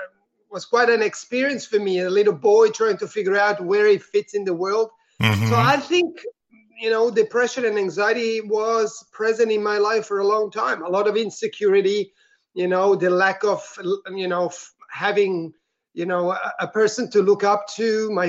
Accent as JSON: {"language": "English", "country": "Italy", "second_language": "English", "moved": "yes", "lives_now": "Melbourne, Australia", "said": "I'm originally from Italy, but I am currently living in Australia, in Melbourne, actually."}